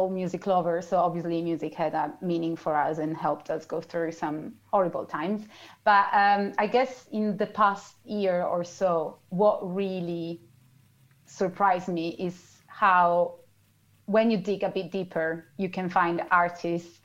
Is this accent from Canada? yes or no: no; Italy; moved away as an adult; now in London, United Kingdom; I grew up with radio in Italy and still here